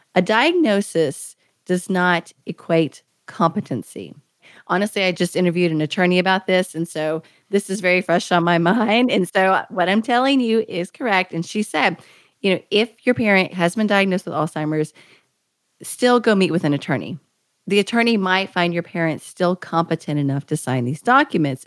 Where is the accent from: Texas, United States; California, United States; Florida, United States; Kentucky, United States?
Kentucky, United States; moved away as an adult; I had just moved back to my home state of Kentucky